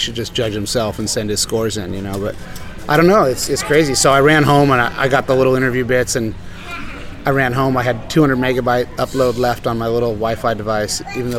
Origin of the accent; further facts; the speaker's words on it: La Jolla, California, United States; No, they're younger than me. I grew up in La Jolla. That crew came after me.